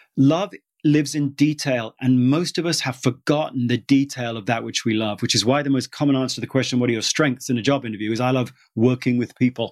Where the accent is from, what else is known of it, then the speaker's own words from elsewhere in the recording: United Kingdom; moved away; I'm British